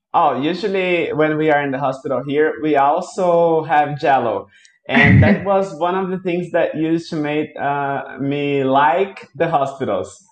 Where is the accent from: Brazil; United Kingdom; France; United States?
Brazil; I'm from Brazil